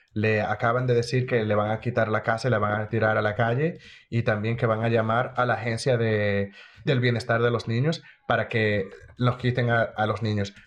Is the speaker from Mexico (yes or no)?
no; Dominican Republic; moved away as an adult; now in United States; Soy dominicano, de la República Dominicana